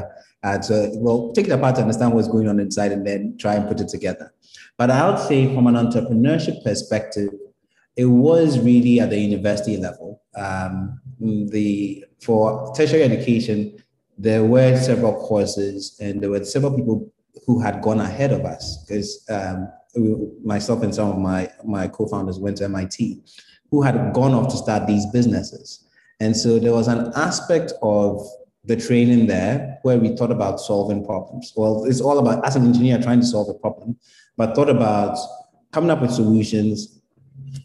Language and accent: English; Ghana; moved away; coming back, you feel as Ghanaian as anybody else